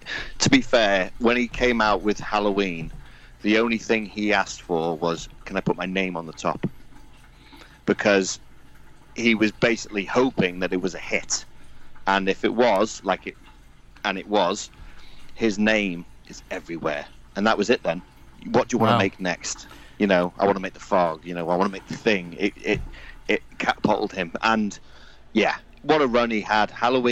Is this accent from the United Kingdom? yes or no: yes; Wales, United Kingdom; I am actually Welsh, but I have no accent. I am literally just nothing. I'm just straight as you hear me.